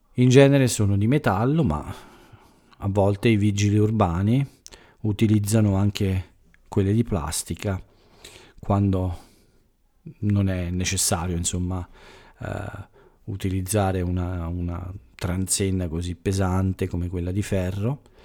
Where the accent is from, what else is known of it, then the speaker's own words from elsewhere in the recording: Italy; essere più vicini al, al mio paese, all'Italia